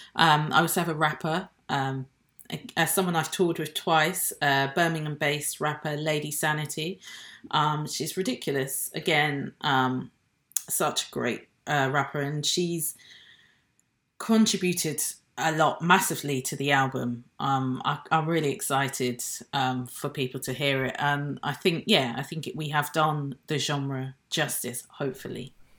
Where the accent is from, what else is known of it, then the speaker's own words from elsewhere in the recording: Nigeria; now in United Kingdom; I'm British, I have a British passport, um, but I wasn't born in this country. I was born in Nigeria